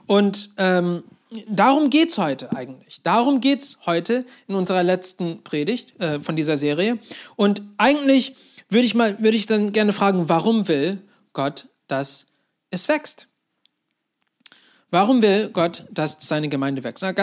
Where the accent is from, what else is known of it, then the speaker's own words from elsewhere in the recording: Turkey; Und dann haben sie kurz nach ihrer Heirat entschieden, ja, wir ziehen in die Türkei. Und so bin ich dort aufgewachsen